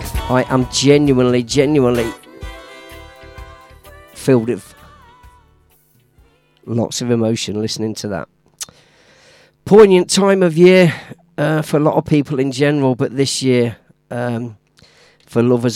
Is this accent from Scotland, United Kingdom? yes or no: no; Leicester, East Midlands, United Kingdom; Stanley Samuel from my hometown, Leicester Town.